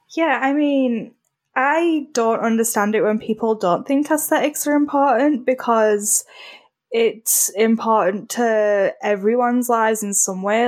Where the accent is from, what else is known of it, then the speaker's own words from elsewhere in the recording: United Kingdom; I'm British